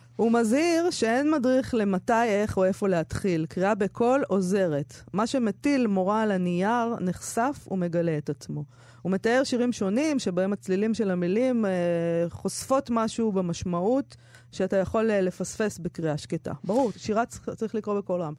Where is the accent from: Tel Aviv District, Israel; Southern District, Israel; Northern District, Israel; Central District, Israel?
Tel Aviv District, Israel; Herzliya; הספרייה שהייתי הולכת אליה בילדותי, בהרצליה